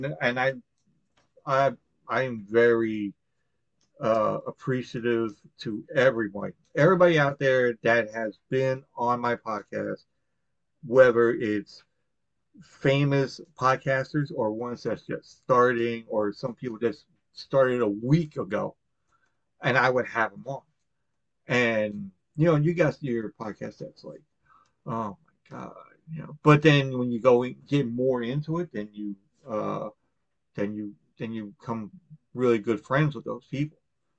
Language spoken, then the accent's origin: English; Long Island, New York, United States; But then I tried to do it when I got back to Long Island. I'm like, hey, I'm from Long Island.